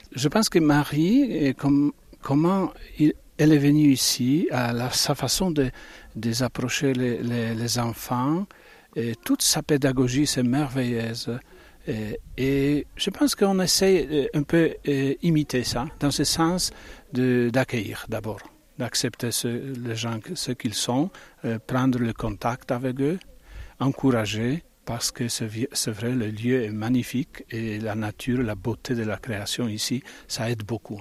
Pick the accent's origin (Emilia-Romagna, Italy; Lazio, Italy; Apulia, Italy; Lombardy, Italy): Emilia-Romagna, Italy; Bologna; moved away; je viens de Bologne